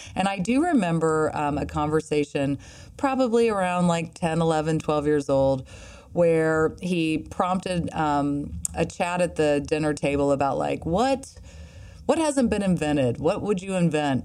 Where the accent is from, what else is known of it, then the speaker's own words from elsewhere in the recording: Midwest, United States; I'm from the Midwest